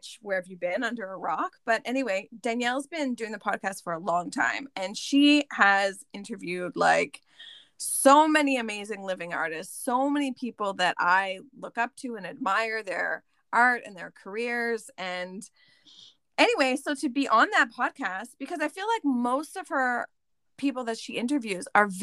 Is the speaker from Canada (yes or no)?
yes; Canada; I'm Canadian, we're like the same age